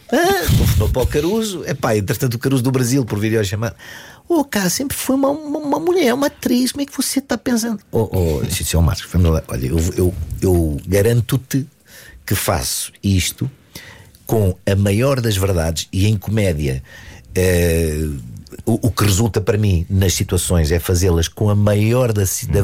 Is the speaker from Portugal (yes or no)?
no; Dundo, Lunda Norte, Angola; Eu nasci em Angola, no Dundo, na Lunda